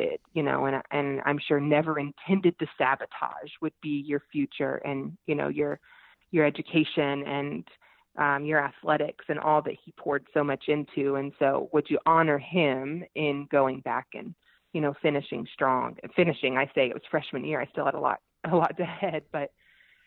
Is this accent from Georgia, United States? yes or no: yes; Georgia, United States; I'm from Georgia. We're in the Bible Belt